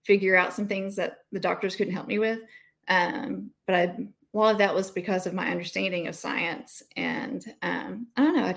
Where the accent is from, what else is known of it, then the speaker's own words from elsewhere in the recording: Dallas, Texas, United States; also born or lived in Keller, Texas; I was born and raised in Dallas